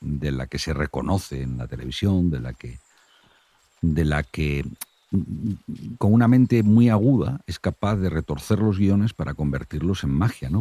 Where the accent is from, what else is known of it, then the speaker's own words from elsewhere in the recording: north of Santander, Cantabria, Spain; Yo soy del norte de Santander